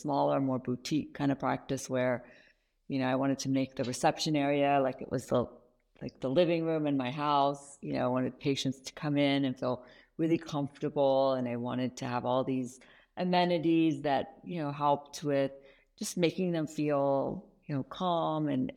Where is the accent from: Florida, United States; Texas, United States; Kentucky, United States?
Kentucky, United States; moved away; also born or lived in Iran; I actually ended up growing up in Kentucky, of all places, and then slowly migrated out west.